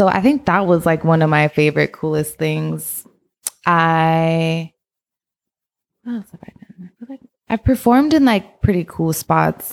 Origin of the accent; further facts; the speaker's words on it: San Francisco, California, United States; also born or lived in Oakland / Alameda; I was born in San Francisco and I've lived all around the Bay Area. So I just say I'm from the Bay, but I went to school in SF, Oakland, Alameda.